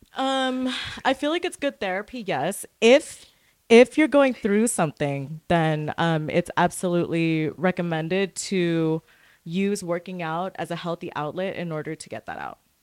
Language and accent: English; Santa Fe, New Mexico, United States; also born or lived in Orange County, California / West Covina, California / Lancaster, California; now in Long Beach, United States; I was born in Santa Fe, New Mexico.